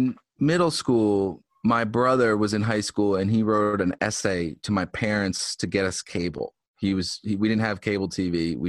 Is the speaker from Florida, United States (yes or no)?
no; Philadelphia, Pennsylvania, United States; moved away as an adult; now in Boston, United States; I'm from Philadelphia